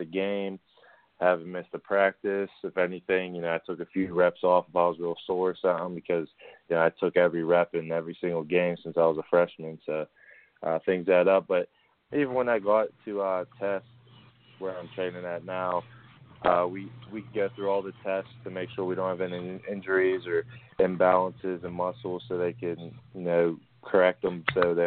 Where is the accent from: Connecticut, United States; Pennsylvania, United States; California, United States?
Pennsylvania, United States; Pittsburgh; I'm from the Still City where everybody works hard for their money.